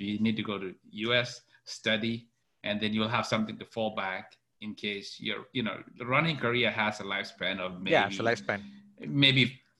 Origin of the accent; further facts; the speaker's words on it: Kenya; moved away as an adult; also born or lived in Fort Worth, Texas, United States; now in United States; I was born and raised in Kenya, went to a high school there. And then I came to the US about 25 years ago on a track scholarship.